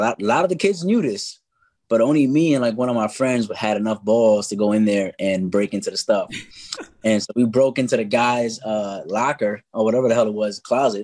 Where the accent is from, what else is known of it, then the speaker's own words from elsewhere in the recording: New York City, New York, United States; now in Atlanta, United States; I'm a Latin hip-hop artist from the Bronx, born and raised in the Bronx, BX till